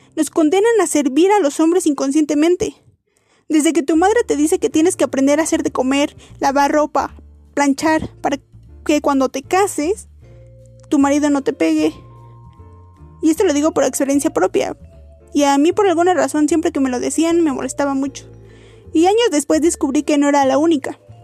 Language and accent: Spanish; Mexico; nosotros como mexicanos